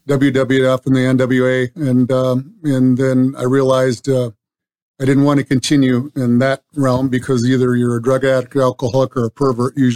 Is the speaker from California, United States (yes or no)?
yes; California, United States; moved away; Obviously, I came from Southern California um, over 20 years ago, and uh, I seen that place explode.